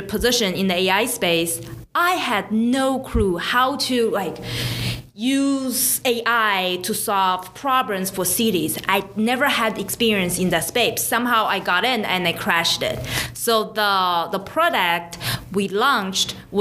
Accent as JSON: {"language": "English", "country": "China", "moved": "as an adult", "lives_now": "United States", "said": "I came from China 10 years ago."}